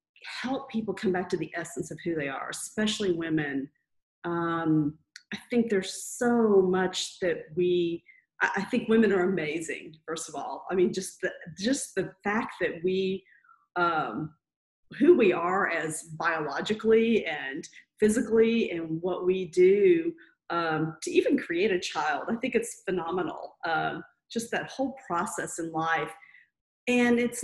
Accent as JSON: {"language": "English", "region": "Texas", "country": "United States", "tie": "born or raised there", "moved": "as an adult", "lives_now": "Louisville, United States", "said": "I grew up in Texas, you know, the Southern Baptist, good girl"}